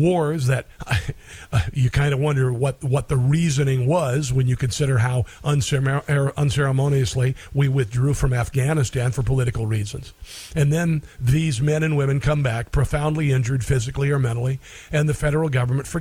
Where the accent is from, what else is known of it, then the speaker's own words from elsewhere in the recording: Neola, Iowa, United States; my hometown of Neola, Iowa